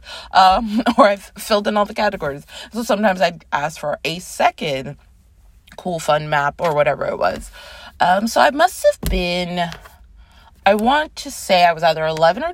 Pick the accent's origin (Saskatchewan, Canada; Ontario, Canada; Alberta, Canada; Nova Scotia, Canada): Ontario, Canada; Toronto; moved away as an adult; now in New York City, United States; I was born in New York City, grew up in Toronto, Canada. I moved back to New York in 2010